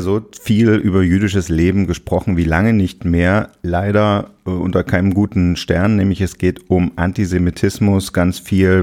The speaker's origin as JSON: {"language": "German", "region": "Berlin", "country": "Germany", "tie": "born or raised there", "said": "Wir sind in Ostberlin aufgewachsen"}